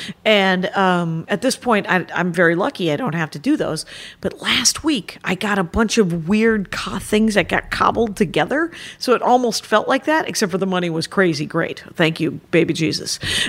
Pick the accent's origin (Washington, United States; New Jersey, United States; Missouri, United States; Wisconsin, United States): Wisconsin, United States; my home state of Wisconsin